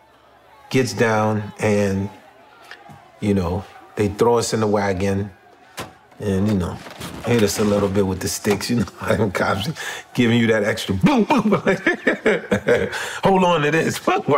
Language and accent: English; Haiti; now in New York City, United States; I'm from Haiti